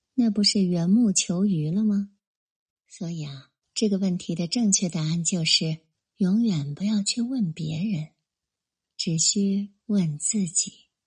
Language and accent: Chinese; Hubei, China; 从小在湖北部队生长的我